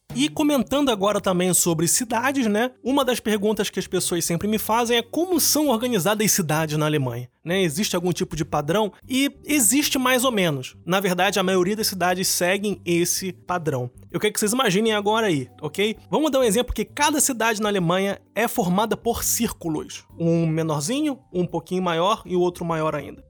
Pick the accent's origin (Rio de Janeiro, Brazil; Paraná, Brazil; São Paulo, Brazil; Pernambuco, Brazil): Rio de Janeiro, Brazil; moved away as an adult; now in Germany; o Rio de Janeiro, que é a minha realidade, de onde eu vim